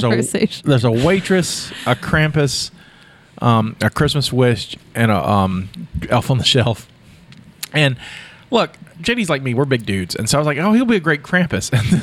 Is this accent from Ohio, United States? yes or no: no; Texas, United States; accent: southern; I'm from Texas. I only have a southern accent.